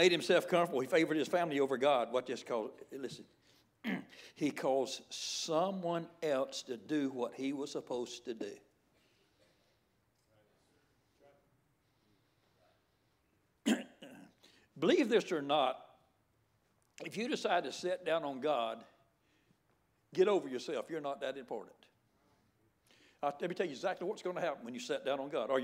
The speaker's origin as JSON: {"language": "English", "region": "the Bible Belt of the South", "country": "United States", "tie": "born or raised there", "said": "I was raised right here in the Bible Belt of the South"}